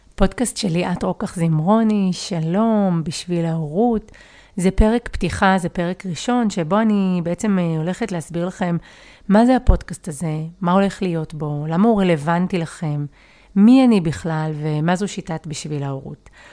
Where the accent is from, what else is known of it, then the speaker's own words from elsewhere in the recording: Givatayim, Tel Aviv District, Israel; אני גדלתי בגבעתיים